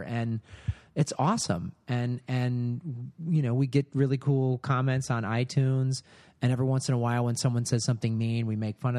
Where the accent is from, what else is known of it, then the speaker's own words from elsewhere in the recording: Midwest, United States; I'm from the Midwest